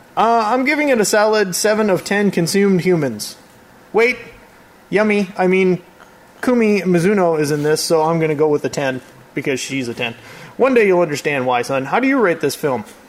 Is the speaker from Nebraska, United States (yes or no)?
no; Wisconsin, United States; we're from Wisconsin